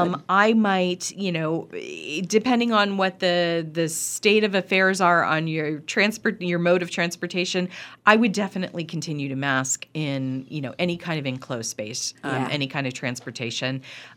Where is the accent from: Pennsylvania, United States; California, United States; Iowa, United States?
Pennsylvania, United States; And I said, oh, now I'm from Pennsylvania originally.